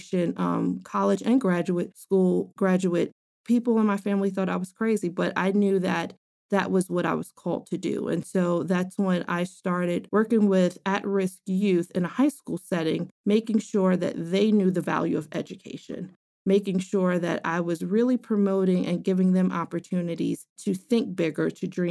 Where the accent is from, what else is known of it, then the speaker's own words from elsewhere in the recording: New York City, New York, United States; I grew up in New York City, inner city, born and raised in the Bronx.